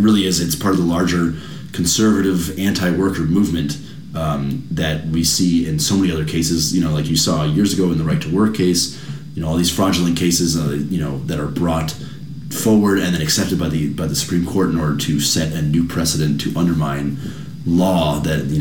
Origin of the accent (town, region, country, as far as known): United States